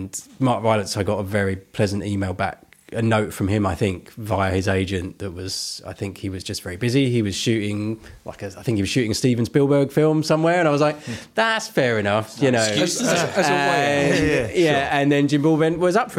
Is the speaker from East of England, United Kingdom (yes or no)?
yes; Benfleet, East of England, United Kingdom; I didn't grow up in Basildon, but I grew up in Benfleet, which is next door.